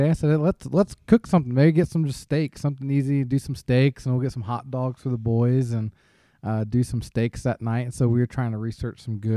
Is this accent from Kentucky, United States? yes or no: yes; Ashland, Kentucky, United States; I came from Ashland, Kentucky